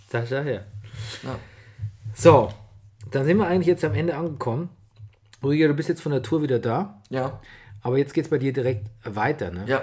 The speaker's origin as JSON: {"language": "German", "region": "Southern Germany", "country": "Germany", "said": "Man hört mir natürlich immer noch an, dass ich aus dem Süden komme."}